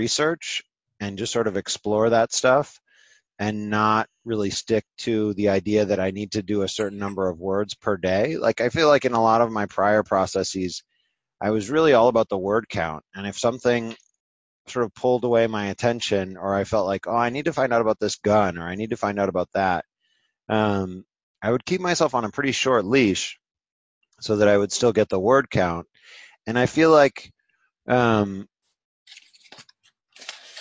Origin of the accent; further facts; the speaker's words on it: Cambridge, Massachusetts, United States; the time that I was growing up in Cambridge.